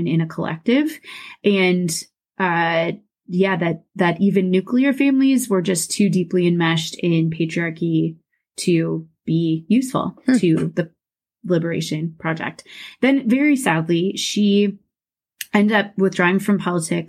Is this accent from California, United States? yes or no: no; Des Moines, Iowa, United States; Mandy and I grew up in Des Moines, Iowa. That's where I currently live